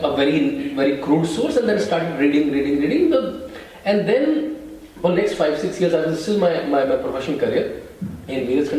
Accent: Rishikesh, Uttarakhand, India; moved away as an adult; also born or lived in Cyprus; I'm born and brought up in Rishikesh, is a very dharmic, very dharmic family, very Hindu family.

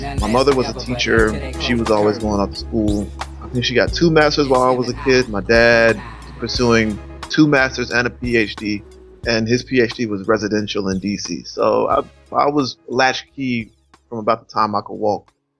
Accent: the South, United States; Being a Southerner, I never heard a Southern cat rap quite like both … and … did in that song.

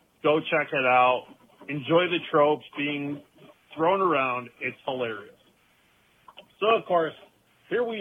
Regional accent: Ohio, United States; I'm from Ohio

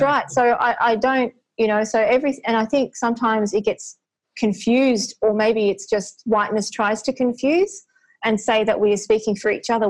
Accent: Australia; I was born here, my parents met here

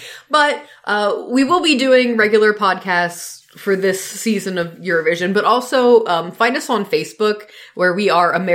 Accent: United States; We're the American couple

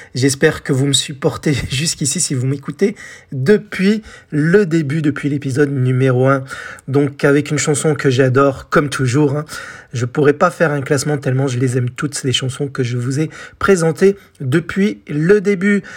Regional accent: France; chez nous en France

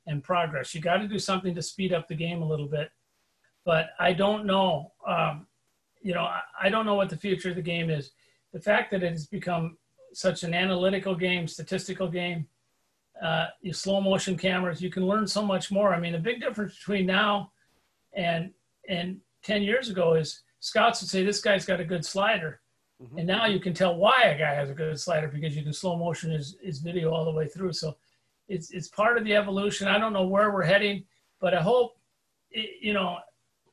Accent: South Dakota, United States; moved away; I grew up on the Twins in the 60s, growing up in South Dakota

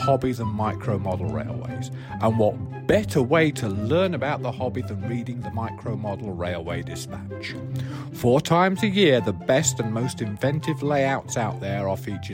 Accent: England, United Kingdom; moved away; as an Englishman and an English modeler

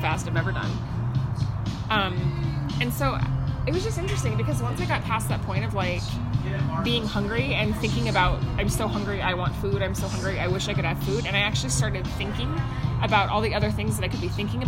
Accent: Pacific Northwest, United States; growing up in the Pacific Northwest

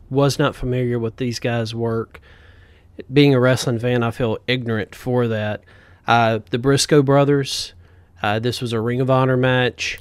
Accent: the South, United States; we're from the South.

